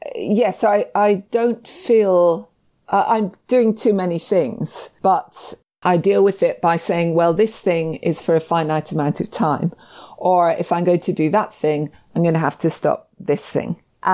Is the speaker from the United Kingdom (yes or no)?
yes; Scotland, United Kingdom; I think people might be surprised that I'm Scottish.